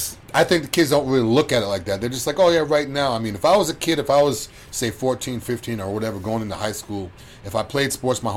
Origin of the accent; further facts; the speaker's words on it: Boston, Massachusetts, United States; also born or lived in Tampa Bay, Florida; now in Tampa, United States; I'm from Boston